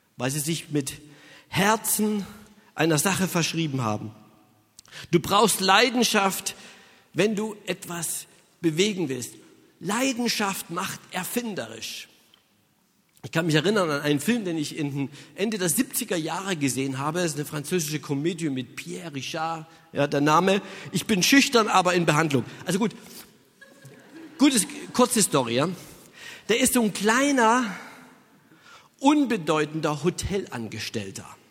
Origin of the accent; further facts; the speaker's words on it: Saxony, Germany; Ich stamme aus Sachsen und da, das ist in Ostdeutschland